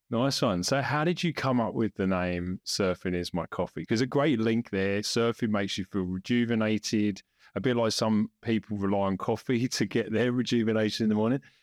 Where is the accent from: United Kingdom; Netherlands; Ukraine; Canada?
United Kingdom; England; now in Australia; being English